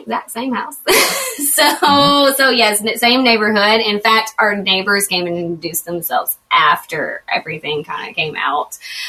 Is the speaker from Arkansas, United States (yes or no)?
yes; Arkansas, United States; It seems so conservative, and it's very small and fairly tight knit. Even we're kind of the newer people to it. I mean, we're from Arkansas, but we're newer to this area and don't know people as well.